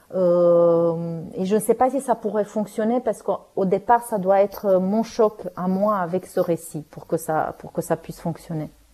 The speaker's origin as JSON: {"language": "French", "country": "Romania", "first_language": "Romanian", "second_language": "French", "moved": "yes", "lives_now": "France", "said": "je vienne du pays où il a vécu ça"}